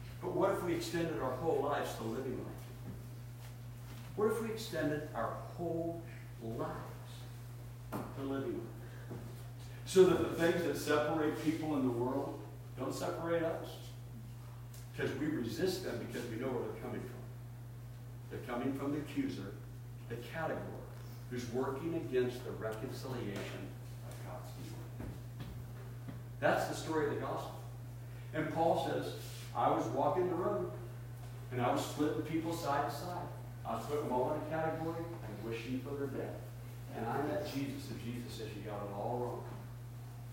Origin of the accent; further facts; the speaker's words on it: Portland, Oregon, United States; I was born in Portland, Oregon, 1960